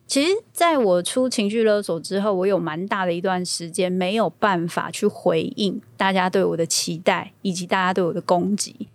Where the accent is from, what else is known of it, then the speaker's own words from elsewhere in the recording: Taiwan; 我们台湾人这种朴实，然后要靠自己的性格